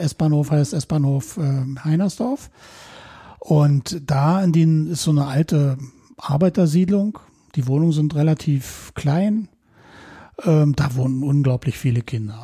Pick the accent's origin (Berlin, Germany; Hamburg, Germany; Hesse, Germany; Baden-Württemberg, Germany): Berlin, Germany; ich bin quasi damit aufgewachsen mhm. im ähm, städtischen Berlin